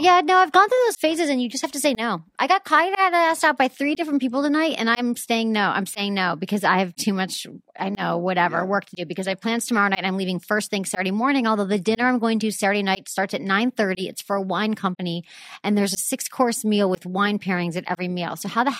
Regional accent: Michigan, United States; That's kind of my home. I'm from Michigan. We live near Chicago

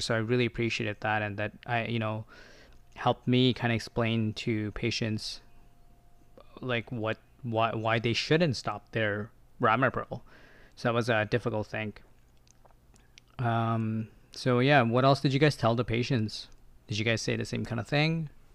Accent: Ontario, Canada; moved away as an adult; now in Victoria, Canada; I'm from Ontario. I used to work as an assistant

